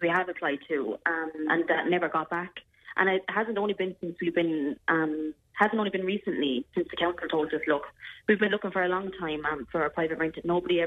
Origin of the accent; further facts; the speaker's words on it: Clonmel, Tipperary, Ireland; moved away as an adult; also born or lived in Wales; I'm from Clonmel